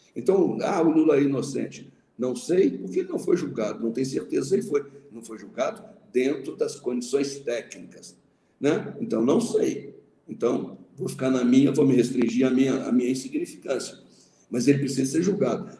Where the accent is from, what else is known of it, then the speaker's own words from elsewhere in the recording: Manhumirim, Minas Gerais, Brazil; Quando eu era menino pequeno lá em Mamirim